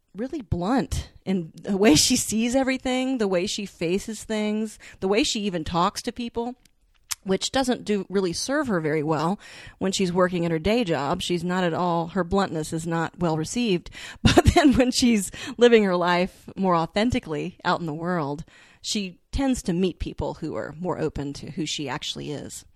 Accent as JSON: {"language": "English", "region": "the South", "country": "United States", "tie": "born or raised there", "said": "I was born and raised in the South"}